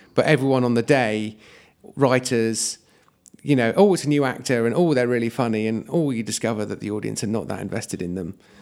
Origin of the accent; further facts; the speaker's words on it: Yeovil, South West England, United Kingdom; my hometown of Yeovil